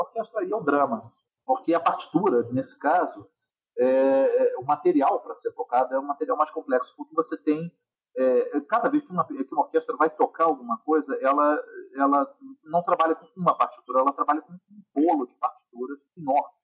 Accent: Rio de Janeiro, Brazil; eu sou carioca, então, assim, desde muito cedo, frequentando concertos eh, no, no, no Rio

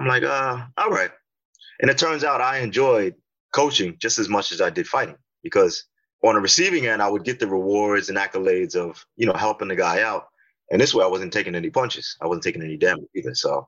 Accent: Massapequa, New York, United States; moved away as an adult; now in Florida, United States; I grew up in Long Island.

